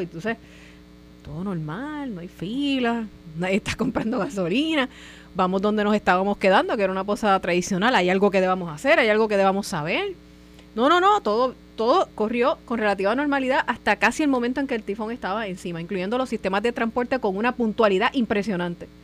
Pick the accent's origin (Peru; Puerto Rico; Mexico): Puerto Rico